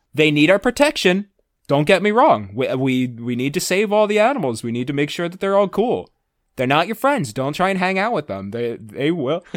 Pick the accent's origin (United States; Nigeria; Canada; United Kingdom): United States; New Jersey; I'm also outside the city. I was in New Jersey